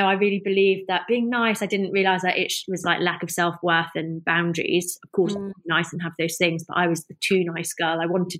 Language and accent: English; North West England, United Kingdom; I mean, I grew up in the Lake District, you know, like, well, that was where my school was.